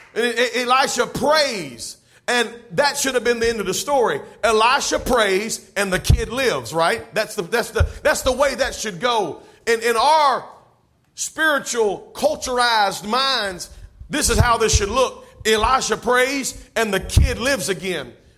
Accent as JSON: {"language": "English", "region": "North Carolina", "country": "United States", "moved": "yes", "lives_now": "Georgia, United States", "said": "I'm from North Carolina"}